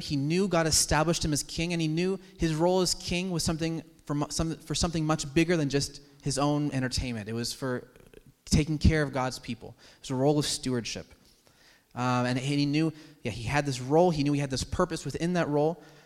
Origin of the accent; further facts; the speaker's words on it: United States; as American citizens